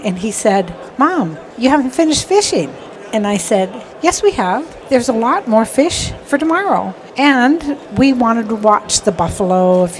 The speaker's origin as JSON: {"language": "English", "region": "Montana", "country": "United States", "said": "I'm from Montana, so I was fishing with my son"}